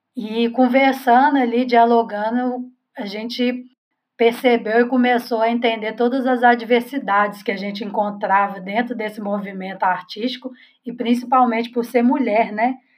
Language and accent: Portuguese; Belo Horizonte, Minas Gerais, Brazil; sou aqui também de Belo Horizonte